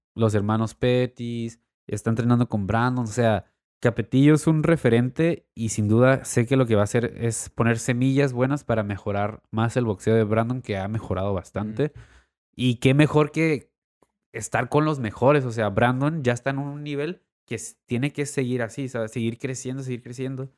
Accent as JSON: {"language": "Spanish", "town": "Tijuana", "region": "Baja California", "country": "Mexico", "said": "como tijuanenses también, como mexicanos"}